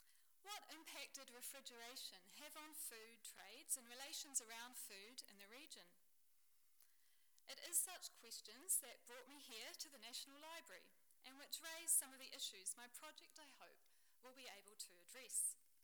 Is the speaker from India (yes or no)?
no; Dunedin, Otago, New Zealand; moved away; the Dunedin, named for my hometown in New Zealand